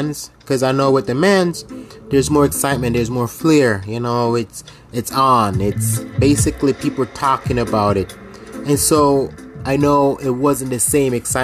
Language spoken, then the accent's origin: English; Jamaica; I'm from Jamaica